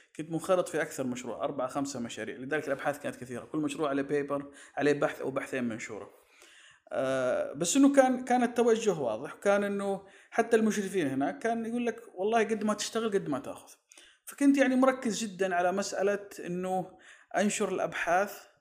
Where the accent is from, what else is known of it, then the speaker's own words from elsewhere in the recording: Saudi Arabia; عندنا في السعودية